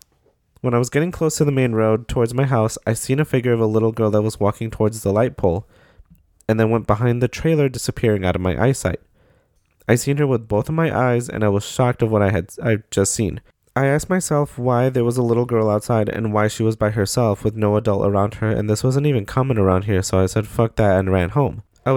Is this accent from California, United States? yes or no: no; South Carolina, United States; I'm from South Carolina, Southern Mexican, also a Nosavo kid too.